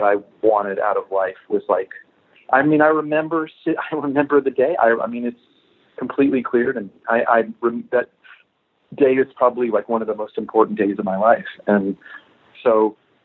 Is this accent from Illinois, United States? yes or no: no; Florida, United States; I grew up in Florida